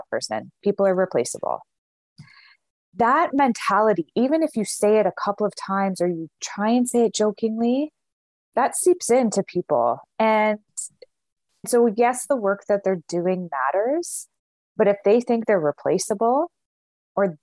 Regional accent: Canada; We're Canadian

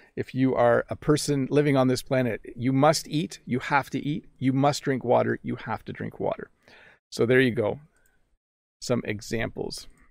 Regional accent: Canada; accent: North American; first language English; I'm a North American English speaker. I'm Canadian

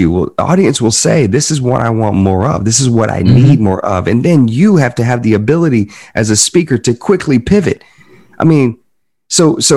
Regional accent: the South, United States; accent: Southern; And it's interesting because I was born and raised in the South, man. And when you look at old clips of me at 19, 20, 21 years old, I had, I, I talked like this. I had like a little bit of a southern

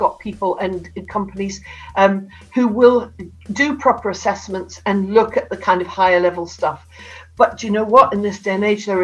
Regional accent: Newcastle upon Tyne, North East England, United Kingdom; I've got a snidey one because I come from Newcastle

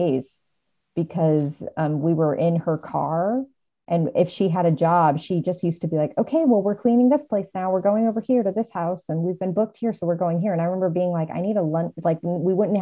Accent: United States; I'm American

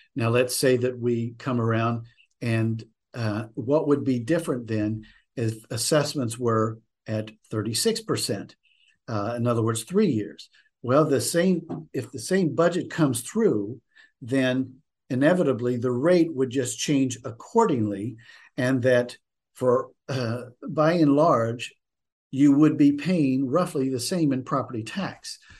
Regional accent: West Virginia, United States; moved away as an adult; also born or lived in New England; now in Gloucester County, United States; my home state of West Virginia

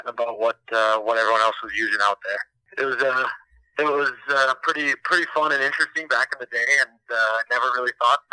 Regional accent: Minnesota, United States; moved away as an adult; also born or lived in Amherst, Massachusetts; I'm actually originally from Minnesota, grew up and played hockey there, played high school hockey

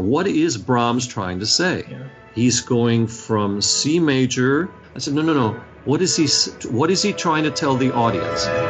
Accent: Washington, District of Columbia, United States; I grew up in Washington, D.C.

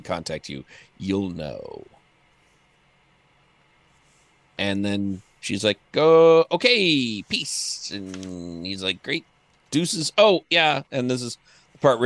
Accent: Florida, United States; I was born in Florida

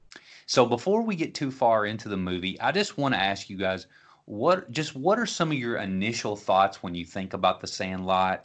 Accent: Franklin, Kentucky, United States; growing up in Westview Heights, which is lower middle class neighborhood in Franklin, Kentucky

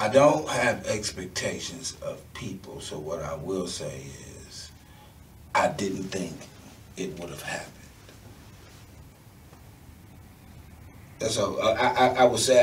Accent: New York City, New York, United States; moved away; also born or lived in Houston / Akron / Cleveland; I grew up in Brooklyn, New York, when I lived in Cleveland

